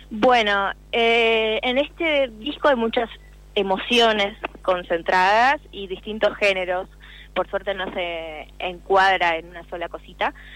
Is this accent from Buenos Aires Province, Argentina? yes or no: yes; Quilmes, Buenos Aires Province, Argentina